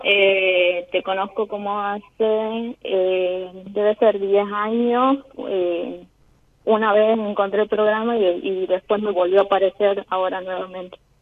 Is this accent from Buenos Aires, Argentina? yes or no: no; Tucumán, Argentina; Soy de Tucumán